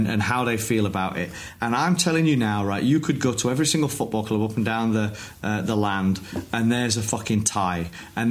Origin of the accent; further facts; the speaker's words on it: Wakefield, Yorkshire and the Humber, United Kingdom; I grew up in Wakefield, a place full of Leeds fans.